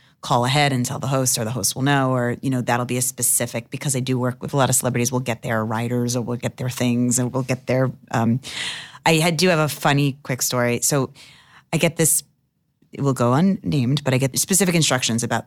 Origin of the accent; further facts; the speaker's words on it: Long Island, New York, United States; We're from Long Island